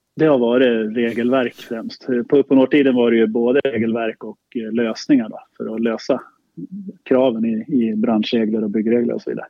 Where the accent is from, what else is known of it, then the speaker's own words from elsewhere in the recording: Sala, Västmanland, Sweden; Jag är uppvuxen i Sala, ja. Eh, strax utanför Västerås.